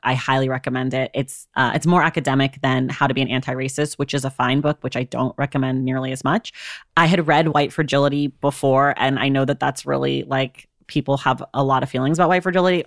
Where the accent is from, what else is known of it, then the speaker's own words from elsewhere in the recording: United States; as an American